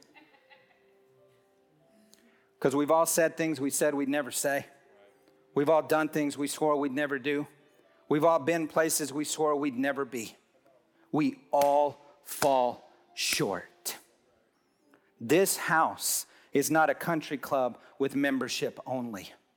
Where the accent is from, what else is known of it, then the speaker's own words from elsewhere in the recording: Hobbs, New Mexico, United States; I'm from Hobbs, New Mexico